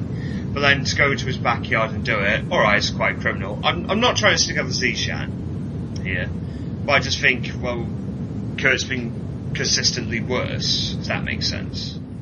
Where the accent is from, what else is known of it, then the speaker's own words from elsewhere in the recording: Welsh, Wales, United Kingdom; being Welsh